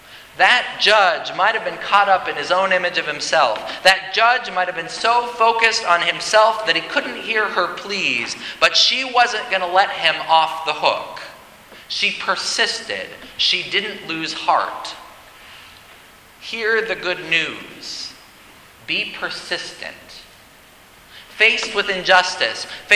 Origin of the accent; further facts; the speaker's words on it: United States; As an American